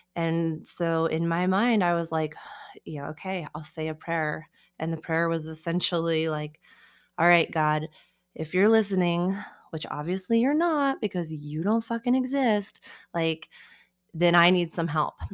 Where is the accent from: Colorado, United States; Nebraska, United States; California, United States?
Colorado, United States; Colorado Springs; also born or lived in Denver; I grew up here in Colorado Springs, um, and I have lived in Denver now since I was eighteen